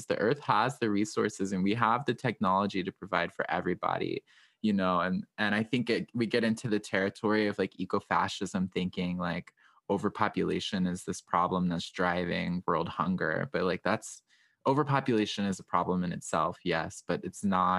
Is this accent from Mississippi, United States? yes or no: no; Southwestern Virginia, United States; the community that I grew up in Southwestern Virginia.